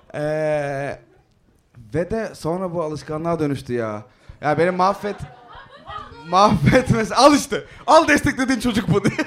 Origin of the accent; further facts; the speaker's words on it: Izmir, Turkey; ben ortaokuldan liseye geçtiğimde e, Bostanlı'da Hatay'a taşındım. Yani Hatay, İzmir Hatay.